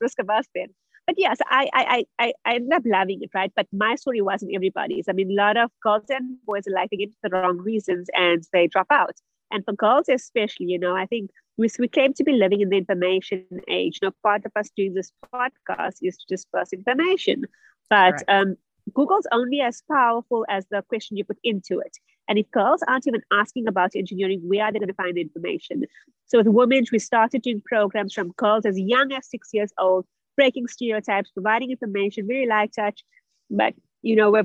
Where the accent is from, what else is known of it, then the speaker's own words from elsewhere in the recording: South Africa; also born or lived in Germany; I'm originally from South Africa, where I also studied.